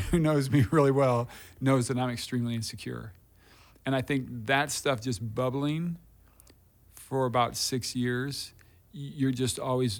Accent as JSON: {"language": "English", "town": "Des Moines", "region": "Iowa", "country": "United States", "tie": "born or raised there", "said": "I grew up in Des Moines. That's where I grew up."}